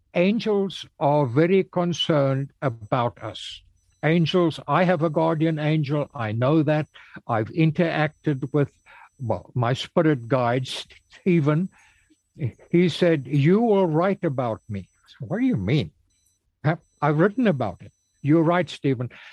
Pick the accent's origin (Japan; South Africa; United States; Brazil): South Africa; also born or lived in Cape Town; I was raised in the Congregational Church in South Africa in my hometown.